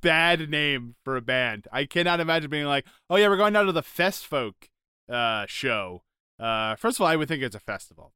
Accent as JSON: {"language": "English", "country": "United States", "said": "as an American"}